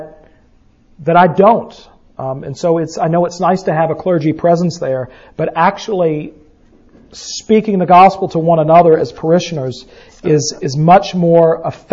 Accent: the South, United States; we're from the South

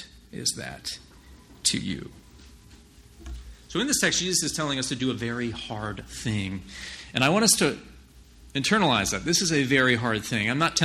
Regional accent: New Jersey, United States; I'm just from New Jersey

